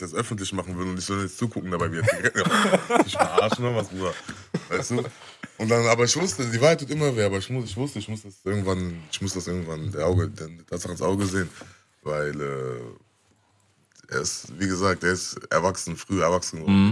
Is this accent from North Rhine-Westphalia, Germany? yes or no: yes; Bonn, North Rhine-Westphalia, Germany; wir sind auch aufgewachsen in der Gegend, wo, wo viel auch. Ähm, viel auch gegen uns war